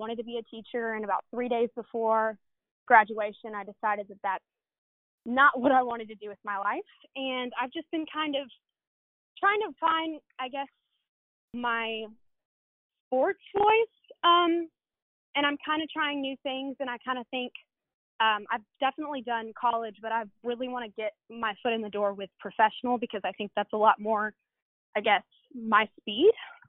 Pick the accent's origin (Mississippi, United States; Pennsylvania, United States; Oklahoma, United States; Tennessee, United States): Tennessee, United States; Memphis; I'm born and bred in Memphis. I went to White Station High School